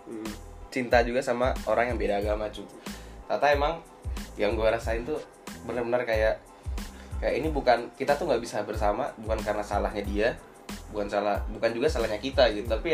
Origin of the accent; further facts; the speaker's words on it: Bali, Indonesia; gue itu agama Hindu dan gue besar di Bali